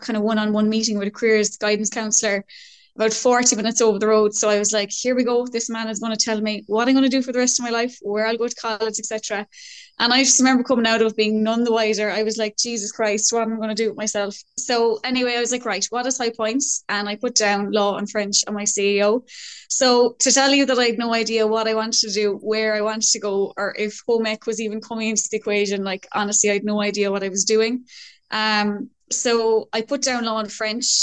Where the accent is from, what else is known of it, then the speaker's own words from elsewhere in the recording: Cork, Munster, Ireland; now in Mayo, Ireland; I'm from Cork, currently living in Mayo.